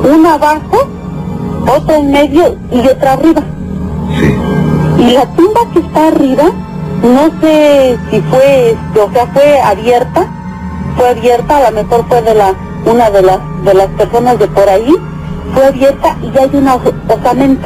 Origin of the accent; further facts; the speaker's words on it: El Oro, State of Mexico, Mexico; now in Huixquilucan, Mexico; yo soy de del Oro, del Estado de México